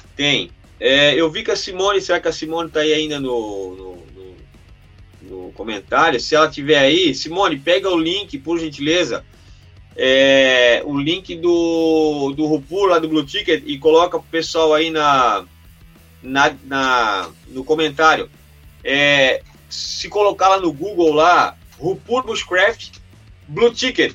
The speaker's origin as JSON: {"language": "Portuguese", "country": "Brazil"}